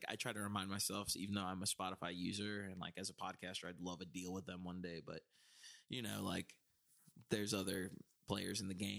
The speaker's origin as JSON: {"language": "English", "region": "the South", "country": "United States", "said": "since we're from the South"}